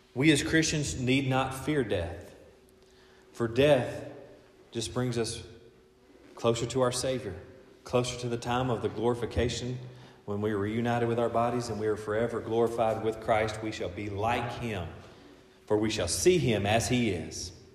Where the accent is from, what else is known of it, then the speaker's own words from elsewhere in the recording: United States; my citizenship here as an American